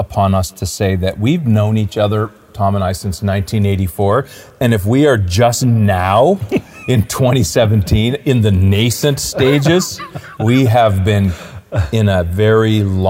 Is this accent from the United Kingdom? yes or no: no; Clinton, Ontario, Canada; I came from a small town, Clinton, Ontario.